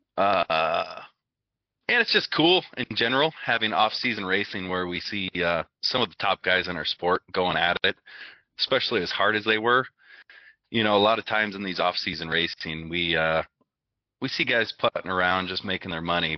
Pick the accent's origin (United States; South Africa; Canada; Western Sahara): United States; Arizona; I grew up in Arizona